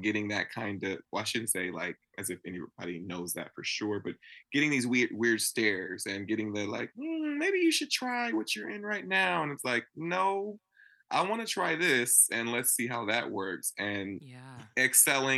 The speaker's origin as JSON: {"language": "English", "town": "Napa", "region": "California", "country": "United States", "tie": "born or raised there", "said": "growing up in Napa, California"}